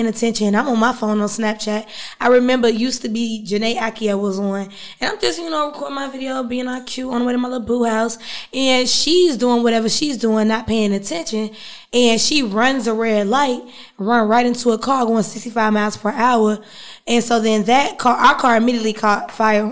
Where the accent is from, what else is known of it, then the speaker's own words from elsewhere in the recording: Riverdale, Georgia, United States; also born or lived in Maryland / West Atlanta, Georgia / Peoria, Illinois; And then I moved to the west side of Atlanta